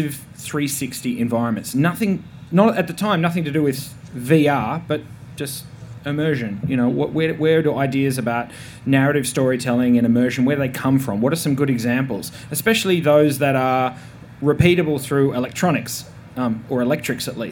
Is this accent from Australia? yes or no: yes; Tasmania, Australia; I'm from Tasmania